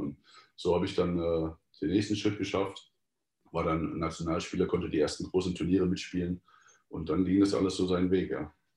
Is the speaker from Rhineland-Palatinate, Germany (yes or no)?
yes; Mainz area, Rhineland-Palatinate, Germany; ich komme ja eigentlich aus der Mainzer Gegend